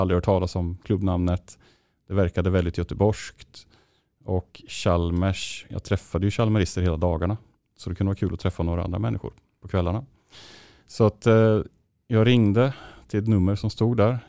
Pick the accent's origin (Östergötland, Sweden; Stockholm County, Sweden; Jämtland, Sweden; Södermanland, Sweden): Östergötland, Sweden; Linköping; moved away as an adult; also born or lived in Borås; now in Gothenburg, Sweden; hemma i Linköping.